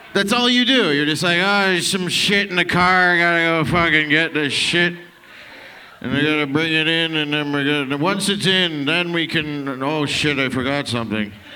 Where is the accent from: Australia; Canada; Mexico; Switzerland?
Canada; Toronto, Ontario; I'm from downtown Toronto, actual Toronto